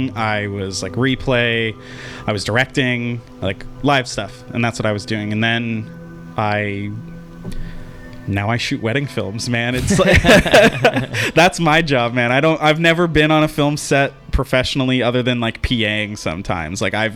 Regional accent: Langley, British Columbia, Canada; also born or lived in Surrey; So I grew up in Langley in Surrey

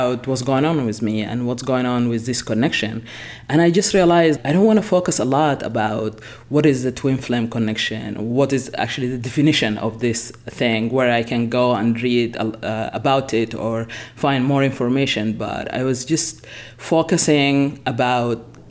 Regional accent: Sudan; moved away; I'm originally from Sudan, I've been born and raised there

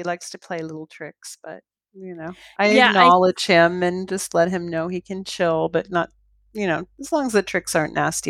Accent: Toronto, Ontario, Canada; I came from Toronto, which is a major city.

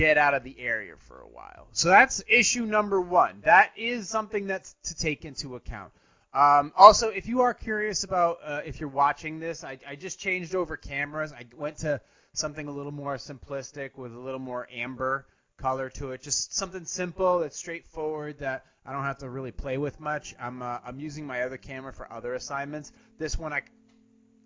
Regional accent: Venice, Florida, United States; moved away; I was born in Venice, Florida

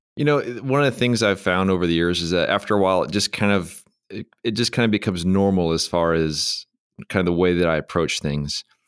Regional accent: San Diego, California, United States; I'm from San Diego

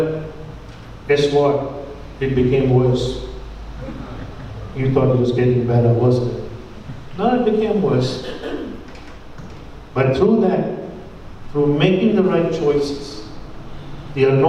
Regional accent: India; my status as an Indian

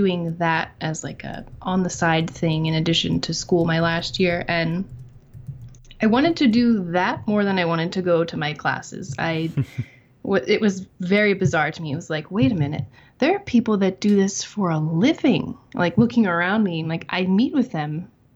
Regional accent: Phoenixville, Pennsylvania, United States; moved away as an adult; also born or lived in Philadelphia, Pennsylvania; now in western Pennsylvania, United States; I was born and raised in Phoenixville. Lived there my whole life

